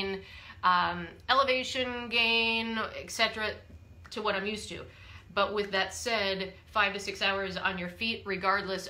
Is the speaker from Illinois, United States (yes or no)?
no; Wisconsin, United States; I'm from Wisconsin